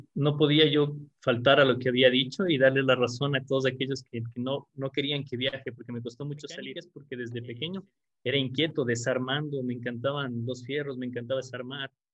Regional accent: Quito, Pichincha, Ecuador; Yo nací aquí en Quito, en, la capital del Ecuador, y tengo actualmente 41 años.

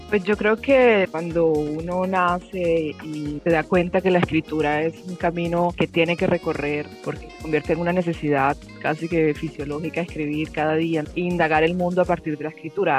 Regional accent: Cartagena, Bolívar, Colombia; moved away as an adult; also born or lived in Caracas, Venezuela; now in Rome, Italy; yo nací en Venezuela y me crié eh, entre Caracas y Cartagena

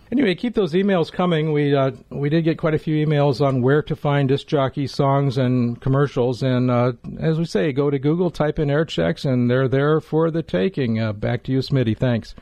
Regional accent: Los Angeles, California, United States; growing up in Los Angeles

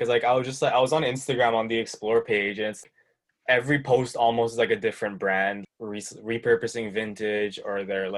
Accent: Toronto, Ontario, Canada; I'm from Toronto

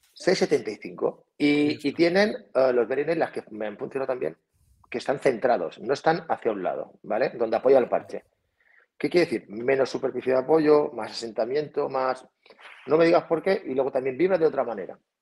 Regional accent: Felanitx, Balearic Islands, Spain; now in Portocolom, Spain; yo soy de Felanich, y que está a 12 kilómetros, y vivo en Puerto Colón, justo aquí al lado

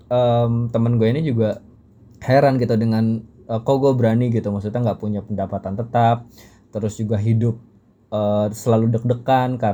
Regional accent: Jakarta, Indonesia; karena ya gue orang Betawi tinggal di Jakarta.

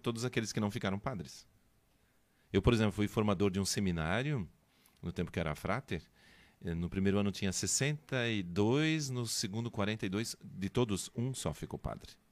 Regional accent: São Bento do Sul, Santa Catarina, Brazil; moved away; Eu sou de São Bento

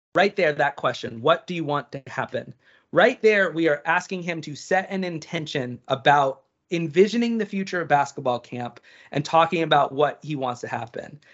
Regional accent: East Coast, United States; I'm from the East Coast

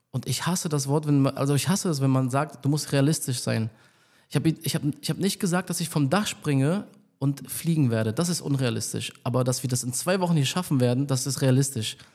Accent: Berlin, Germany; ähm, bin aus Berlin, also ich bin hier aufgewachsen, ich bin seit äh, äh hier.

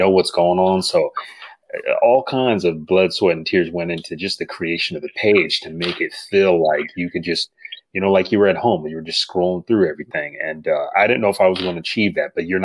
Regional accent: Grand Rapids, Michigan, United States; I came from Grand Rapids, Michigan, a small town

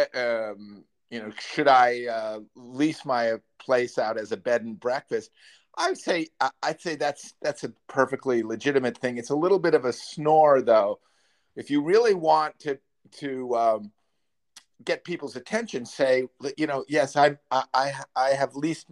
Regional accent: Chicago, Illinois, United States; I come from Chicago, where there's the Art Institute

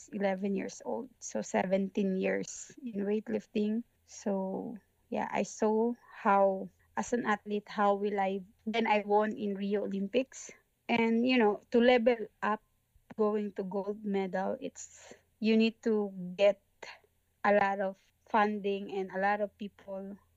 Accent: Philippines; from Philippines, representing Philippines in weightlifting

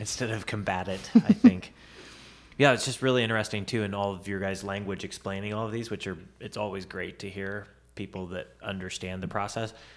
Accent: Tarkio, Missouri, United States; I was in Tarkio

